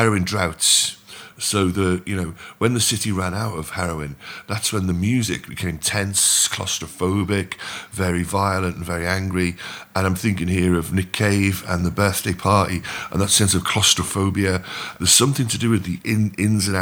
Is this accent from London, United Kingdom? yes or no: no; Liverpool, North West England, United Kingdom; I'm from Liverpool